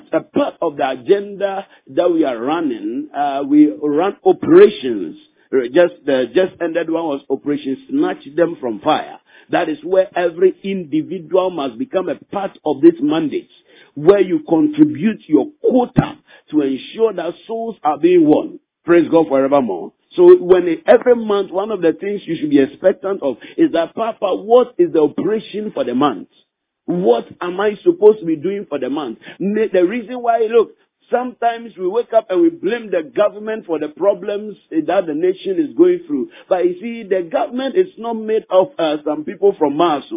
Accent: Ghana; in our country we practice democracy

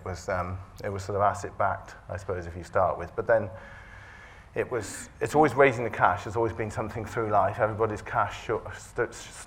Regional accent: Herefordshire, West Midlands, United Kingdom; I grew up in Herefordshire on a family farm

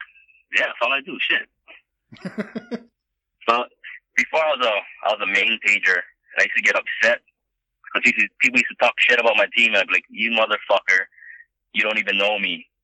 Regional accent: Maui, Hawaii, United States; also born or lived in Oahu; Husband, father, lived in Maui. Born and raised in Maui. Lived in Oahu for about 10 years. But, native Hawaiian.

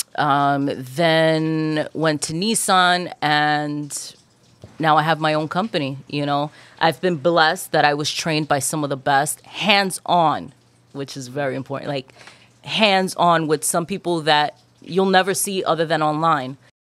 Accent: New York City, New York, United States; also born or lived in Queens Village, New York / Dominican Republic (ancestry); I grew up in Corona, Queens. I'm Dominican

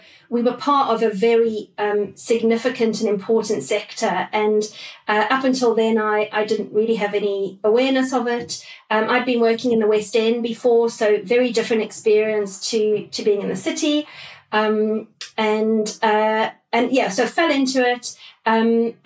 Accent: South Africa; moved away as an adult; also born or lived in London; now in United Kingdom; So when I first came over from South Africa, it was early 2000. I grew up in South Africa

